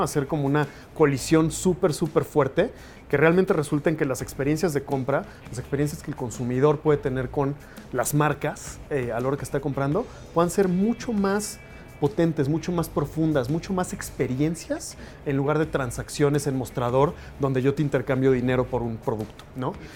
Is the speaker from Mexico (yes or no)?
yes; Mexico City, Mexico; also born or lived in United States; crecí, nací, todo, todo soy mexicano en la Ciudad de México, orgullosamente